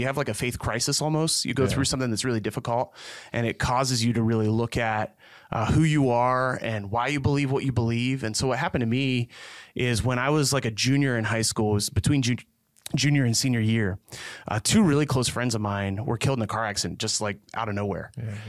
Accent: Belleville, Pennsylvania, United States; So I grew up right outside of Belleville, Pennsylvania. So you either know it or you don't.

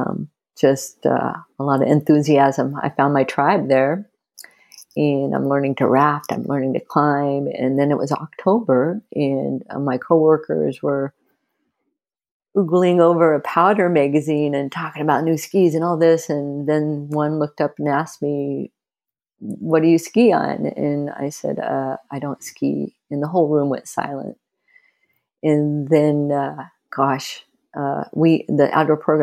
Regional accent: United States; also born or lived in Southern Oregon; now in Leavenworth, United States; I grew up in suburbia America

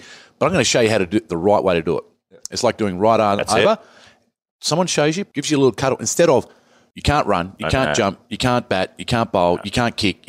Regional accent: Barossa Valley, South Australia, Australia; also born or lived in Salisbury, South Australia; I'm from Barossa Valley.

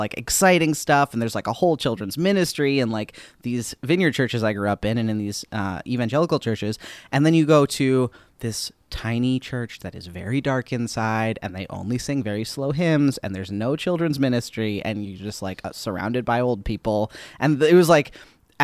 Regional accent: Minnesota, United States; I grew up in Minnesota, about an hour south of the Twin Cities.

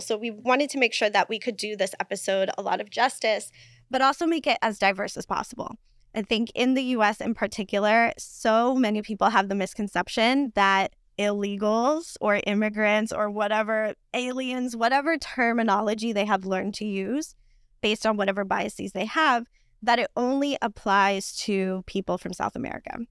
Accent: Puerto Rico; English is a second language; also born or lived in New York; now in United States; although I was born in New York, I was raised in Borinquen, or better known by its colonial name of Puerto Rico.

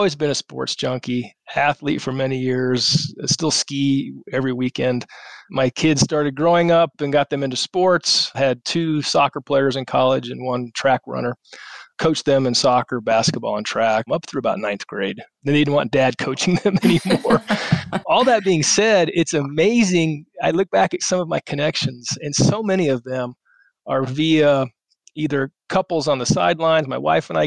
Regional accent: Colorado Springs, Colorado, United States; I grew up in Colorado Springs

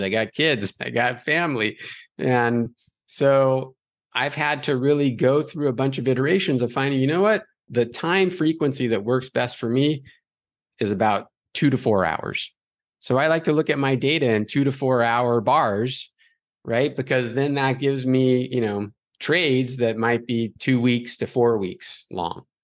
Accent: Los Angeles, California, United States; growing up in Los Angeles

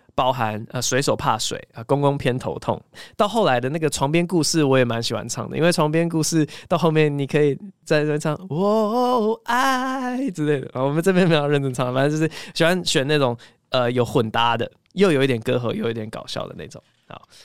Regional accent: Taiwan; also born or lived in Cambridge, Massachusetts, United States; 我后来离开了东岸嘛，我八岁就回台湾嘛

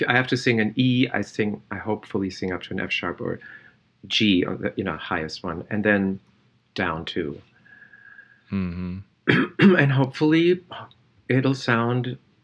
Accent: Germany; I was born in Germany.

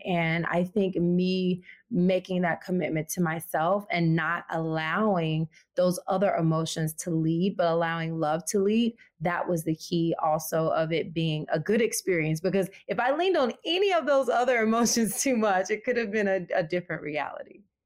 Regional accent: the South, United States; moved away; growing up in the South

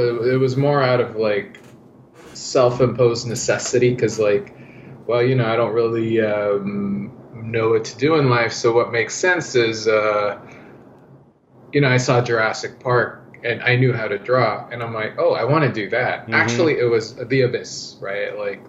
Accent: Canada; English is a second language; also born or lived in Philippines; So about like 11, when I was 11, my family, mom, dad and sister and I went to Canada.

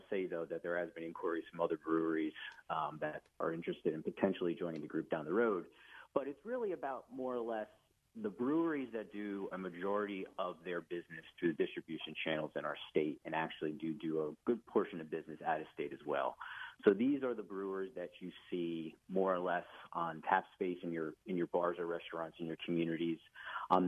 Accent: New Jersey, United States; As a Central Jersey guy

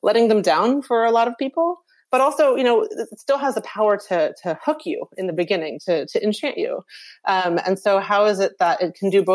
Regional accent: the American South, United States; I'm born in America. You know, I grew up in the American South

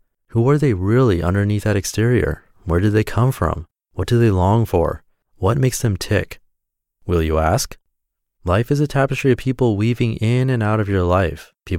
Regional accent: Wellington, New Zealand; born there; I was born in Wellington, New Zealand.

